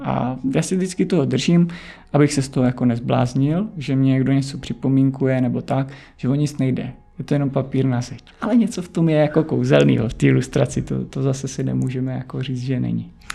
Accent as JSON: {"language": "Czech", "town": "Nové Město na Moravě", "region": "Vysočina Region", "country": "Czechia", "tie": "born or raised there", "moved": "yes", "lives_now": "Prague, Czech Republic", "said": "já jsem z Vysočiny, pocházím z Vysočiny, z Nového města na Moravě"}